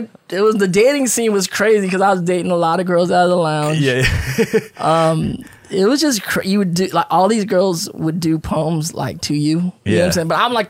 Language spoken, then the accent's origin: English; Paramount, California, United States; also born or lived in San Francisco Bay Area, California; I grew up in Paramount out here. So we was from the hood.